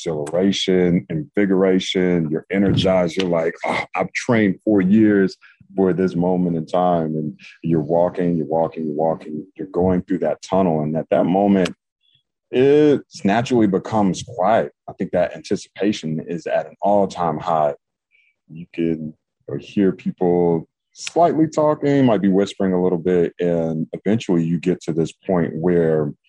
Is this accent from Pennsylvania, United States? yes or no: no; North Carolina, United States; I grew up in North Carolina